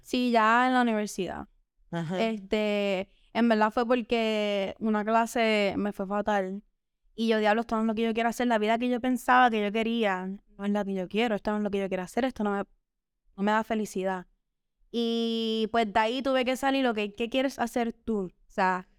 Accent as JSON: {"language": "Spanish", "town": "Dorado", "country": "Puerto Rico", "said": "Yo soy dorado"}